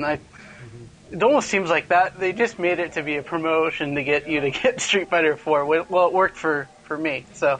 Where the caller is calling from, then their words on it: Ventura, California, United States; from California, Ventura, California, SoCal.